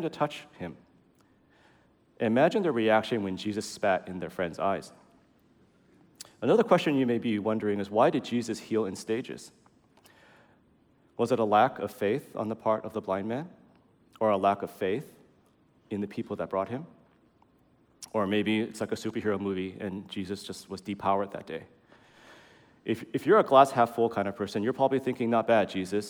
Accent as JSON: {"language": "English", "town": "San Francisco", "region": "California", "country": "United States", "tie": "born or raised there", "said": "I'm from SF. I grew up here"}